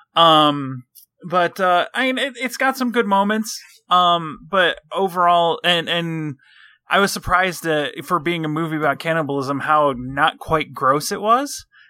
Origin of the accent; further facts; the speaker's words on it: Michigan, United States; I'm from Michigan.